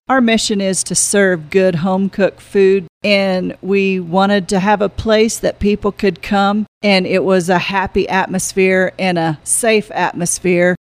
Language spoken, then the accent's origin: English; Florida Panhandle, United States; also born or lived in Fort Garland, Colorado; now in Monte Vista, United States; I was born and raised in the Florida Panhandle